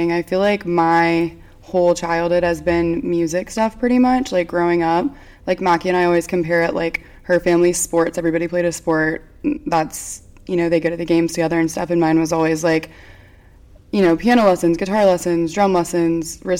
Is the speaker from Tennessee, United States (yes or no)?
yes; Nashville, Tennessee, United States; also born or lived in California; I'm born and raised in Nashville, which I always thought was weird and basic, but there's not many of us left around here